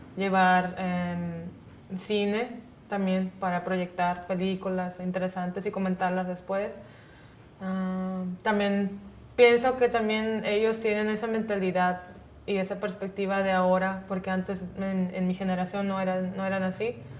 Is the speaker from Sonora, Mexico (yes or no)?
yes; Punta Chueca, Sonora, Mexico; se llama mi pueblo Punta Chueca